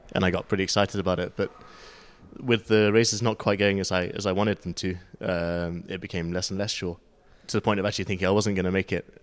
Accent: United Kingdom; now in France; I'm, I'm British and I also live in the French mountains

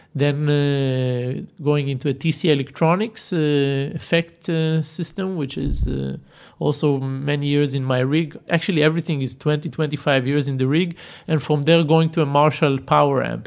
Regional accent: Tel Aviv area, Tel Aviv District, Israel; born in Tel Aviv and grew up in uh, what we call these satellite sleeping towns around it

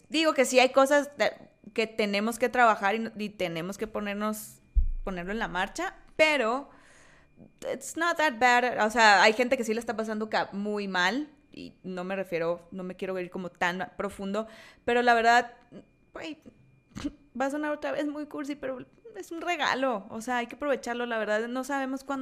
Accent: Sonora, Mexico; accent: Sonoran; Yo, aparte, yo tengo un acento colombiano, sonorense.

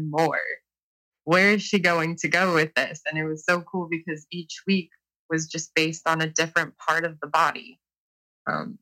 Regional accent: Toledo, Ohio, United States; I'm from Toledo, Ohio

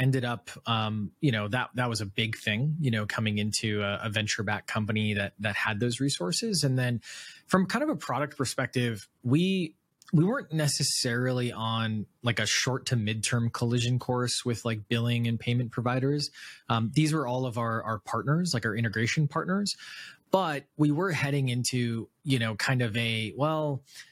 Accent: Wisconsin, United States; moved away; I grew up in Wisconsin, in a town with more cows than people

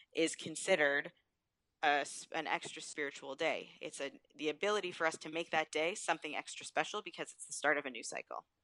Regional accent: Thornhill, Ontario, Canada; also born or lived in Peterborough, Ontario (Trent University); growing up in Thornhill in a Jewish household

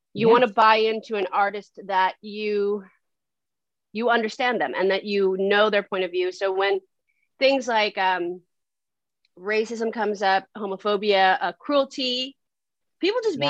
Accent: San Francisco, California, United States; now in Los Angeles, United States; I grew up in San Francisco and I kind of grew up in LA too

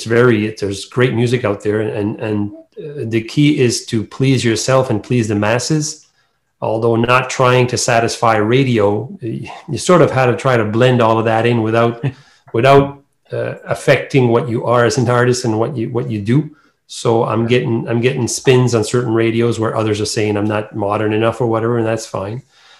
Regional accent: Bouctouche, New Brunswick, Canada; accent: Acadian French; first language French; English is a second language; we're all from Bactouche. It's a small town, about 2,000 people for population there.

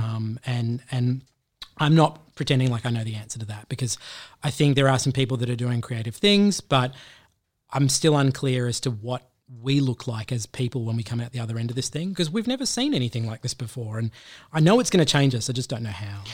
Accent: Australia; being an Australian in the U S

